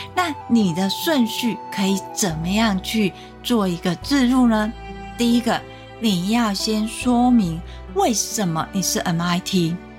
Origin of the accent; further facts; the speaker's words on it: Taiwan; 我们台湾人的属性